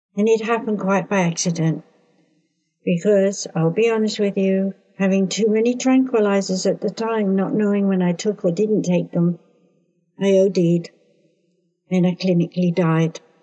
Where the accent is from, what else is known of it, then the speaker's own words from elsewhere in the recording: United Kingdom; I being British